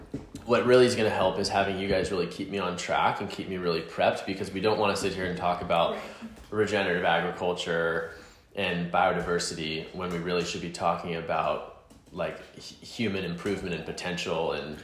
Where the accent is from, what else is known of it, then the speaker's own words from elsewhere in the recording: Southern United States, United States; my experience of like growing up in the South as a queer person, as a gay person, whatever you want to call it.